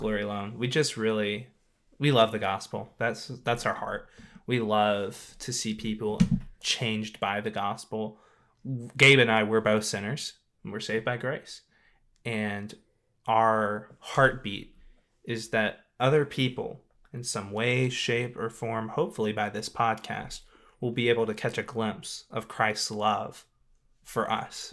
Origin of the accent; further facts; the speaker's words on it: Louisiana, United States; moved away; I'm actually from Louisiana